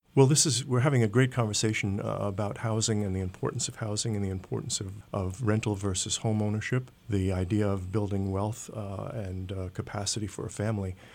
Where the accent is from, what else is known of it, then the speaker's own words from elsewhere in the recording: New York City, New York, United States; I grew up in New York City at a time of urban renewal